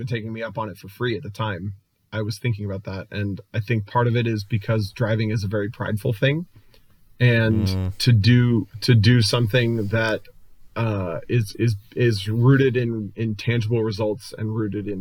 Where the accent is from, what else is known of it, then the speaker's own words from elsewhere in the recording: Cincinnati, Ohio, United States; the region that I grew up in Cincinnati